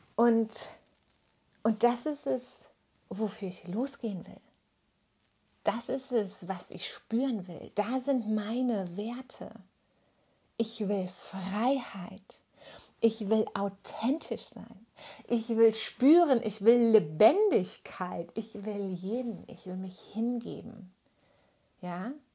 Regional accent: Germany

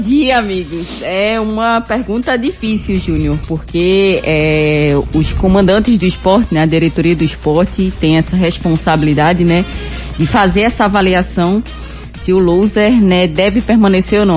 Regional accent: Cumaru, Pernambuco, Brazil; Minha infância foi em Cumaru e lá tinha orelhão

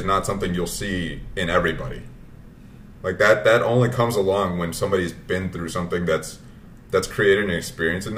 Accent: United States; My parents came over from Vietnam. But we grew up in America

